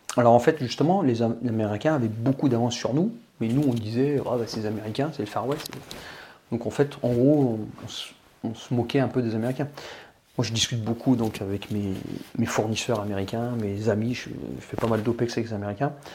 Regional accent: France; on est français

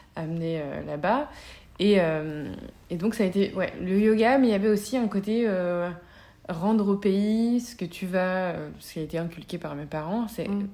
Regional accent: the South, Provence-Alpes-Côte d'Azur, France; moved away as an adult; also born or lived in Paris; je viens de, du Sud

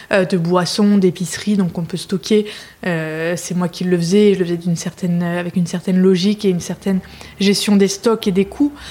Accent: Lille, Hauts-de-France, France; moved away as an adult; also born or lived in United States / Mexico; je suis lilloise d'origine. je suis partie quelques temps pour faire mes études. J'ai vécu un peu à l'étranger aussi, aux États-Unis, au Mexique.

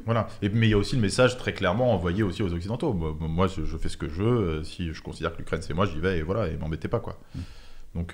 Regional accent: Paris, Île-de-France, France; also born or lived in Montauban; je suis euh, parisien, mais sinon c'est Montauban

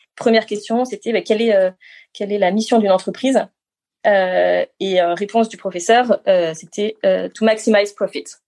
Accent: Grenoble, Auvergne-Rhône-Alpes, France; also born or lived in Moûtiers, Savoie; je suis née, euh, oui, à Moutier, donc euh, en Savoie, dans les Alpes. et, après, j'ai surtout grandi à Grenoble, à côté de Grenoble

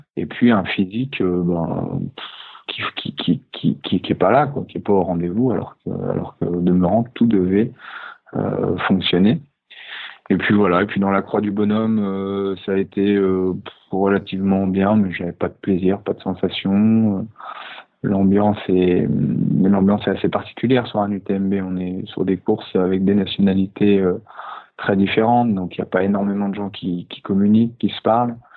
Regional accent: Annecy, Auvergne-Rhône-Alpes, France; moved away as an adult; also born or lived in Paris; Le fait de revenir aussi sur les de lac d'Annecy, ça m'a permis de, me reconnecter à, la nature qui m'a eu grandir

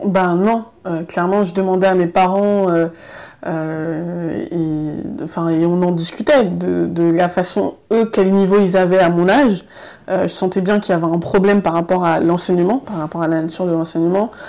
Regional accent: Noisy-le-Grand, Île-de-France, France; born or raised there; also born or lived in Paris

